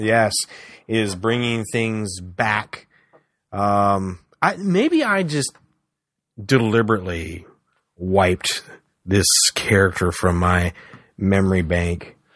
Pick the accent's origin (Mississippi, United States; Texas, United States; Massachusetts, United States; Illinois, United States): Texas, United States; San Antonio; I grew up in San Antonio.